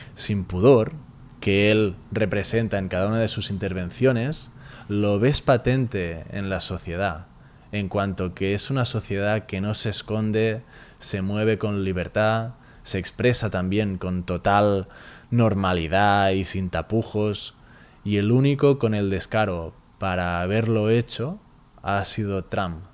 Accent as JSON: {"language": "Spanish", "town": "Barcelona", "region": "Catalonia", "country": "Spain", "said": "somos de Barcelona"}